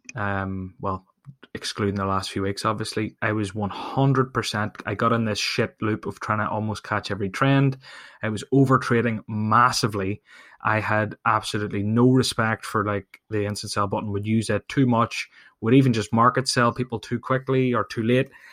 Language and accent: English; Ireland; I'm from Ireland